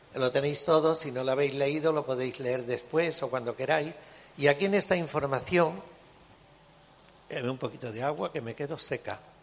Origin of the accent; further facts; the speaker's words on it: Cádiz, Andalusia, Spain; yo además soy gaditana de Cádiz